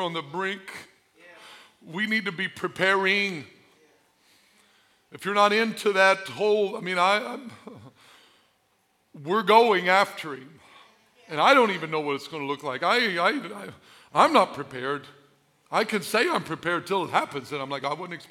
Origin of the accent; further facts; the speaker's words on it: Albion, Illinois, United States; I'm from Albion